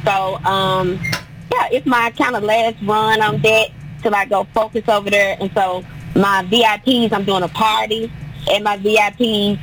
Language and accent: English; Tennessee, United States; now in Nashville, United States; I'm from Tennessee, but when I moved to Nashville